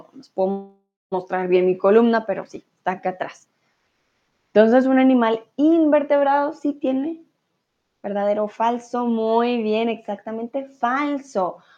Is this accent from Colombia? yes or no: yes; Colombia; now in Germany; soy de Colombia, vivo en Alemania comúnmente, ahora estoy en México.